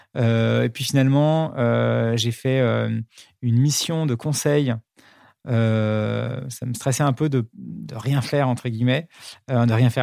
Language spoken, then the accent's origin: French; Paris, Île-de-France, France; C'était un, un, collège à Paris qui s'appelle l'École Alsacienne